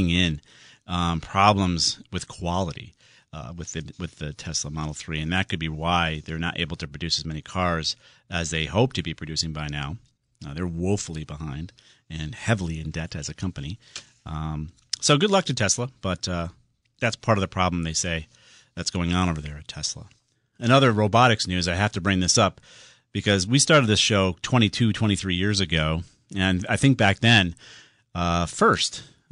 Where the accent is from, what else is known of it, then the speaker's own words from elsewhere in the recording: Southington, Connecticut, United States; in Southington, my hometown